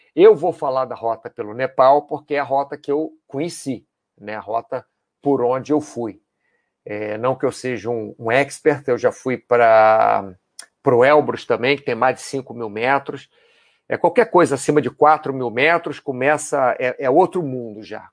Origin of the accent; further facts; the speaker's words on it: Brazil; nós, brasileiros